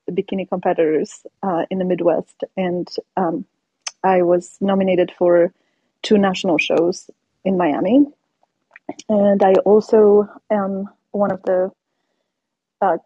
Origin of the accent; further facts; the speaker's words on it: Poland; English is a second language; moved away as an adult; now in United States; I am from Poland, born and raised in Poland